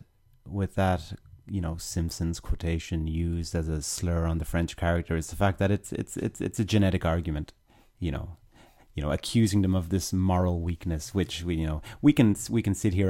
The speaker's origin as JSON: {"language": "English", "country": "Ireland", "said": "as an Irishman, this may not be a popular thought experiment for any Irish listeners out there"}